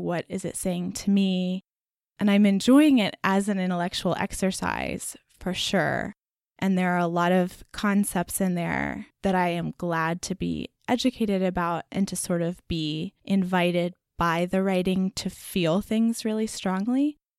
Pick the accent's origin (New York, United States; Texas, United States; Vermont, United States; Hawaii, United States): Texas, United States; growing up in Texas